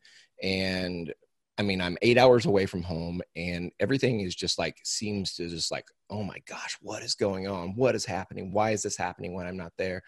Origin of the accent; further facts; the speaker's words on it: Missouri, United States; I'm from Missouri, and I am I'm third generation cow calf producer